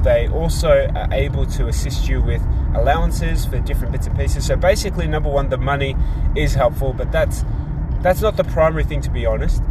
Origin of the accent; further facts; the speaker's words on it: Australia; also born or lived in Tonga; I am born overseas in Tonga. I am raised and educated in Australia